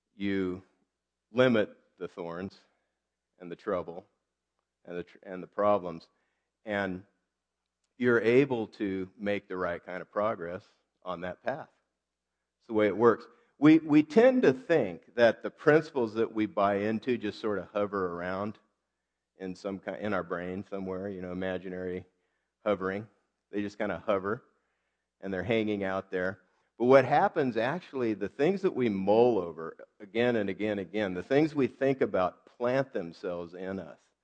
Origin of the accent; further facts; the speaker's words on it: United States; I'm American